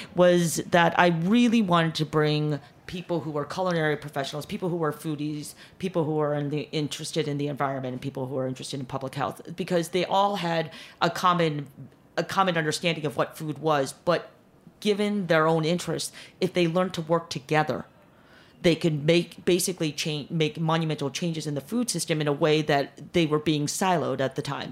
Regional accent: Chicago, Illinois, United States; moved away; also born or lived in Korea / New York; grew up uh, in chicago most of my years

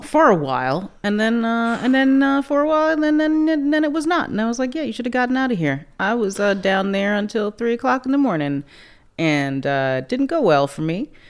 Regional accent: Cape Town, Western Cape, South Africa; born or raised there

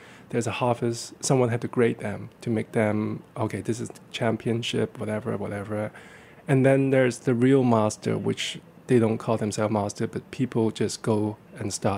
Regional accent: Hong Kong; moved away; I grew up in Hong Kong

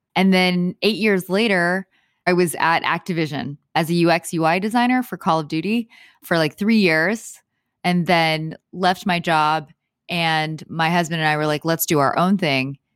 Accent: Houston, Texas, United States; moved away as an adult; now in Los Angeles, United States; I am from Houston, Houston, Texas.

